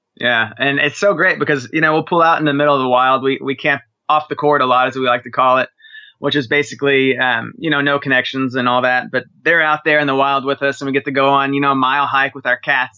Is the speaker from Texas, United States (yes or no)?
yes; Dallas, Texas, United States; from Dallas, Texas